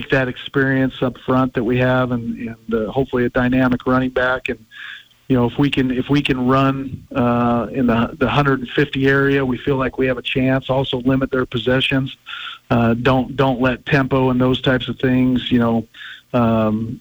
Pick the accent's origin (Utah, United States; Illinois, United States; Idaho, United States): Idaho, United States; Pocatello; moved away; I grew up in Pocatello, Idaho